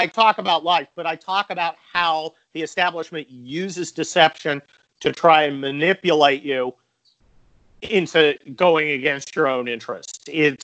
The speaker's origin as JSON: {"language": "English", "town": "San Mateo", "region": "California", "country": "United States", "tie": "born or raised there", "said": "I grew up in San Mateo, which is about 20 miles south of San Francisco."}